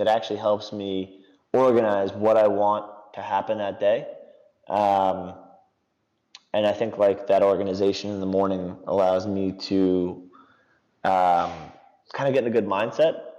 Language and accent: English; New York, United States; I'm an East Coaster, so I'm from New York.